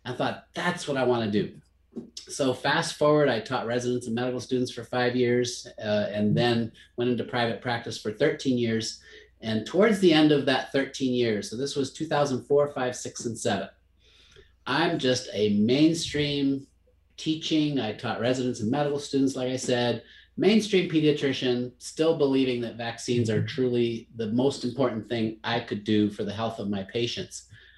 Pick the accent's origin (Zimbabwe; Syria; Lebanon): Zimbabwe; I grew up in Africa, kid of a missionary family in Rhodesia, what's now Zimbabwe.